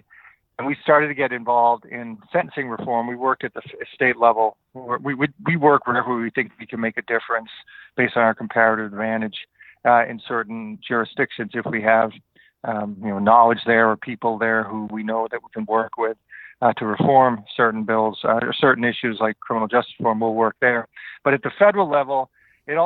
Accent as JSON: {"language": "English", "town": "Worcester", "region": "Massachusetts", "country": "United States", "tie": "born or raised there", "said": "I grew up in Worcester, Massachusetts"}